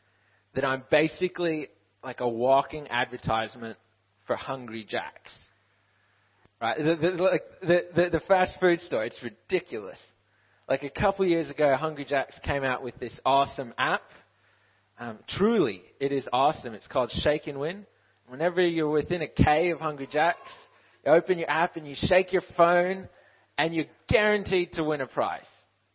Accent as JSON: {"language": "English", "country": "Ukraine", "tie": "born or raised there", "said": "I'm 22 years old. I'm in my third year of Bible college. I grew up in Ukraine. My dad is Aussie. My mum is Canadian-American. That's why I sound so messed up."}